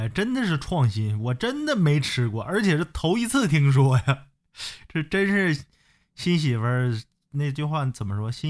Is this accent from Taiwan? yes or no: no; Northeast China, China; 我是东北纯大老爷们儿啊，纯纯的。